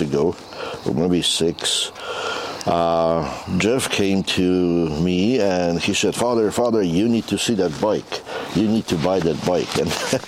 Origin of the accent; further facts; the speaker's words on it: Ustrzyki Dolne, Subcarpathian Voivodeship, Poland; moved away as an adult; also born or lived in India / Tanzania; now in Calgary, Canada; I was born in Poland in the mountains, quite similar to Kananaskis. The place is called Ustrzyki Dolne in Bieszczady. And I grew up in Poland